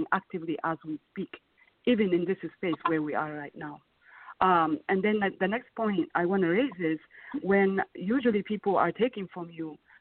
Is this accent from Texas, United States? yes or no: no; Minnesota, United States; also born or lived in Ethiopia; The reason why I grew up in Minnesota is not because I loved Minnesota. It's because that's where we ended up after we fled our home country in 1998.